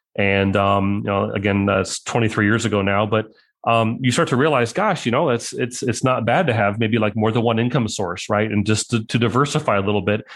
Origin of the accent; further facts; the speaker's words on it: Mahomet, Illinois, United States; from Mohammed, Illinois